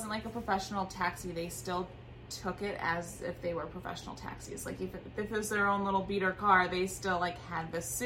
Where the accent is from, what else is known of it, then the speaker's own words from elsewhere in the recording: Wisconsin, United States; I'm from Wisconsin